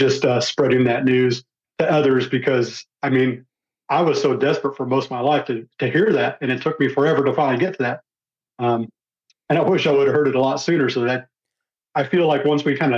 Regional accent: Texas, United States; I'm from Texas, not too far away

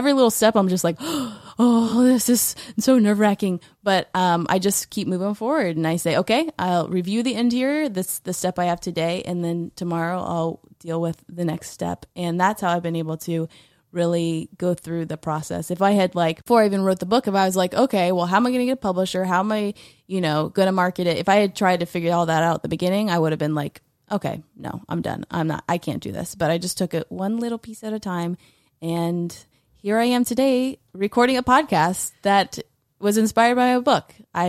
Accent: Tallahassee, Florida, United States; So I grew up in Tallahassee, but for college, I went to University of Central Florida in Orlando.

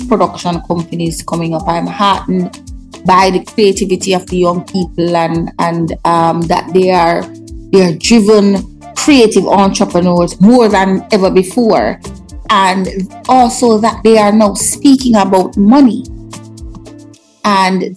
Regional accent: Jamaica; also born or lived in New York, United States / London, United Kingdom; being Jamaican

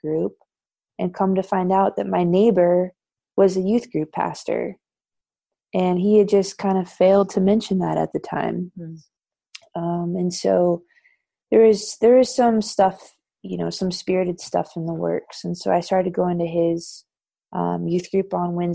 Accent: Thousand Oaks, California, United States; I grew up in Southern California in a suburb called Thousand Oaks

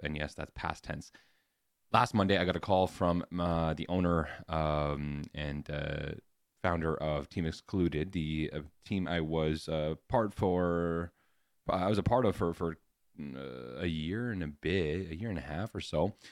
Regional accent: Canada; as a Canadian

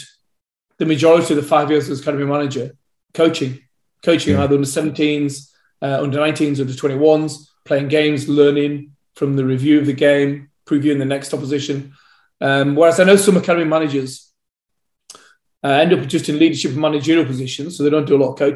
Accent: Leeds, Yorkshire and the Humber, United Kingdom; I was born, I was brought up in Leeds.

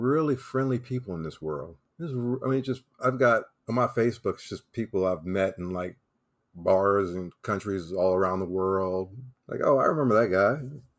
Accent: the South, United States; I'm from the South.

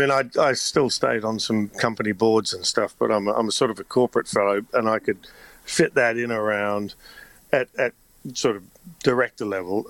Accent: Australia; moved away; Being Australian

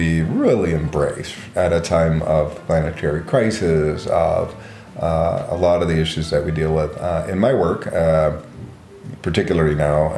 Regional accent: Guatemala; now in Berkeley, United States; growing up in Guatemala in the middle of a civil war

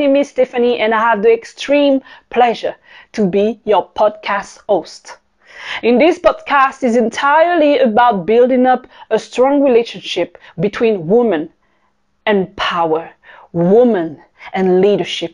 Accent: Paris, Île-de-France, France; accent: French; English is a second language; moved away as an adult; also born or lived in Caribbean / Tokyo / South Africa / Singapore; I am French. This is where my accent is coming from. I am born in the Caribbean, raised in Paris, France. By the age of 20, I left my country

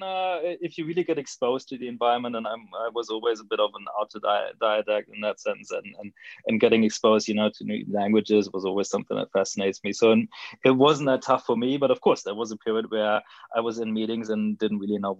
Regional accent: Germany; moved away as an adult; also born or lived in New Zealand / United Kingdom; now in Chile; I grew up in Germany, just really, really standard. Went to uni there, business school in southern Germany.

